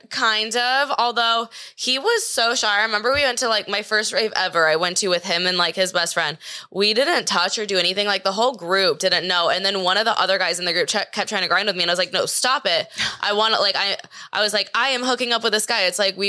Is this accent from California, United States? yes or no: yes; Manhattan Beach, California, United States; Manhattan Beach in LA. It's like Los Angeles County.